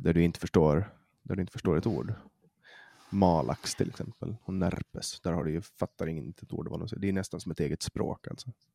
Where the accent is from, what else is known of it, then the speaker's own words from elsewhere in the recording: Åland Islands; accent: Åland Swedish; jag pratar åländska